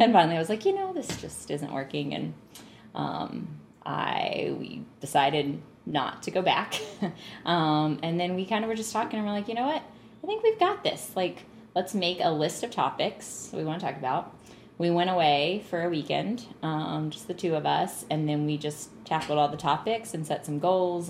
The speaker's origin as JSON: {"language": "English", "region": "North Carolina", "country": "United States", "tie": "born or raised there", "said": "I grew up in North Carolina"}